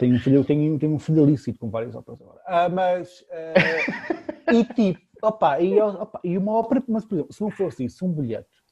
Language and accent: Portuguese; Lisbon, Portugal; eu nasci em Lisboa